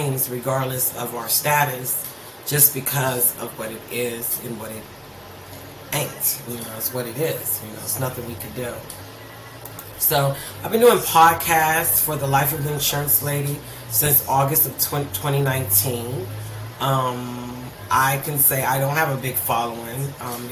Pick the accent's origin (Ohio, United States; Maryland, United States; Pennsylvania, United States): Ohio, United States; Youngstown; I was raised in Youngstown, Ohio